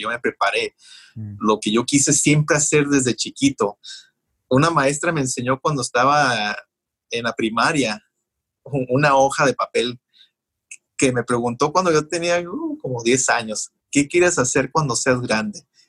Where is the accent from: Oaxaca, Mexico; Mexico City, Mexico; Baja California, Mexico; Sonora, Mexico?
Baja California, Mexico; Mexicali; also born or lived in Calexico, California; now in United States; Cuando yo crecí en Mexicali, yo crecí con un padre alcohólico